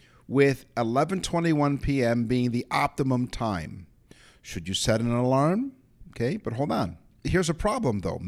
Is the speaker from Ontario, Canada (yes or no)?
yes; Toronto, Ontario, Canada; I'm from Toronto, so I'm a Torontonian.